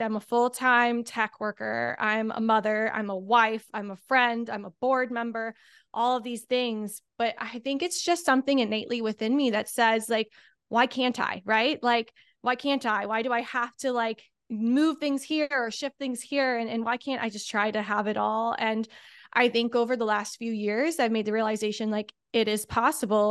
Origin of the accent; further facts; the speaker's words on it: Indianapolis, Indiana, United States; moved away as an adult; I'm from Indianapolis, so very far away.